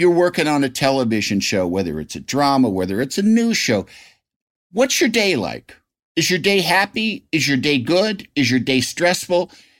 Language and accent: English; Illinois, United States; My hometown has me and Dennis Hastert.